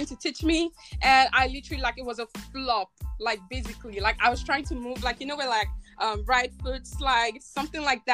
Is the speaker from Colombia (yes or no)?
no; Nigeria; now in United States; I'm a Nigerian girl